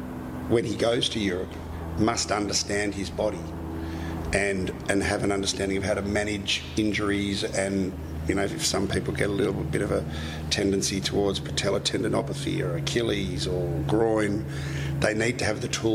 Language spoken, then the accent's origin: English; Australia; And certainly as an Aussie boy, it's not like you're going into a Manchester United.